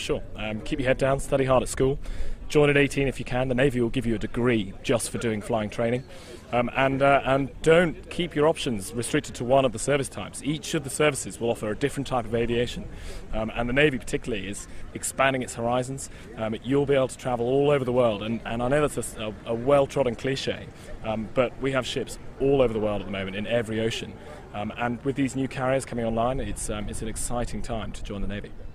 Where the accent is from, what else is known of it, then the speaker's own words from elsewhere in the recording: Cornwall, South West England, United Kingdom; I grew up in Cornwall